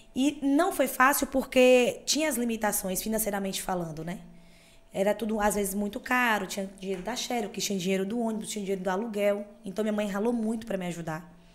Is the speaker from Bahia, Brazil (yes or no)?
yes; Itapetinga, Bahia, Brazil; moved away; also born or lived in Ilhéus / Itabuna; Eu nasci numa segunda-feira de carnaval, Tapetinga, lá no sudoeste da Bahia, onde eu nasci.